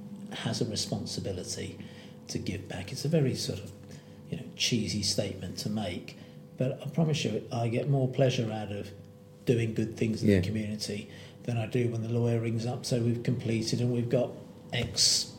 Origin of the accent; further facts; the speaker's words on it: Birmingham, West Midlands, United Kingdom; I was born in Birmingham, what's Dudley Road Hospital then, the City Hospital.